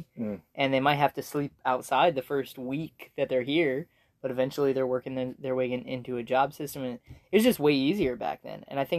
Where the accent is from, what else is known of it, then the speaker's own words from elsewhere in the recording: United States; I'm ethnically Swiss or whatever, but like, I just think of myself as an American